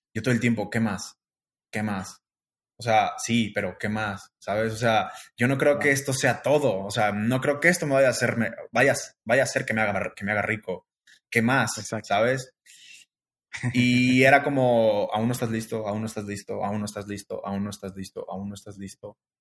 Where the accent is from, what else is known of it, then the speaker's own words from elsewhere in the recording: Guanajuato, Mexico; moved away as an adult; now in Guadalajara, Mexico; yo soy de Guanajuato